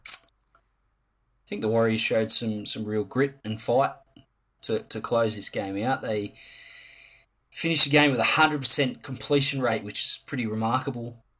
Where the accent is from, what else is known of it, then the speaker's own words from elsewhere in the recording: Campbelltown, New South Wales, Australia; I am from Campbelltown